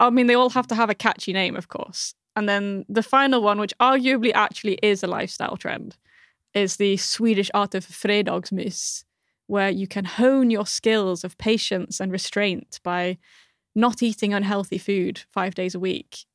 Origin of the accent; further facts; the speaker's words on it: United Kingdom; now in Malmö, Sweden; As a Brit